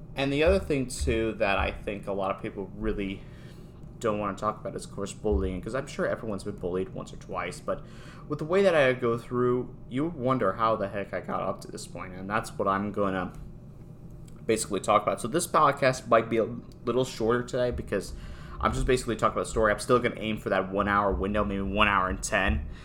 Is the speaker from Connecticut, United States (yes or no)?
yes; Newtown, Connecticut, United States; I am from Newtown, Connecticut.